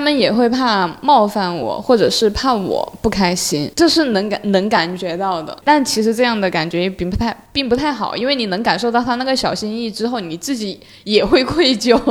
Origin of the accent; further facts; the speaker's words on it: Sichuan, China; moved away as an adult; now in Guangdong, China; 我父母在我小学的时候选择到广东这边来工作，所以我是自己一个人留在四川的